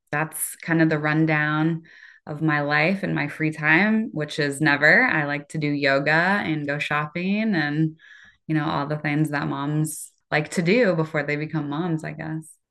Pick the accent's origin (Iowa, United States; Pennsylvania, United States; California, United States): Iowa, United States; Cedar Rapids; I am from Cedar Rapids, Iowa